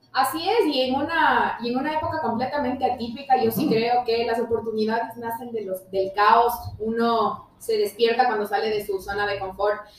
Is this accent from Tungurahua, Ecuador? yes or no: yes; Ambato, Tungurahua, Ecuador; somos el corazoncito del Ecuador, no solamente el jardín, somos la alacena del Ecuador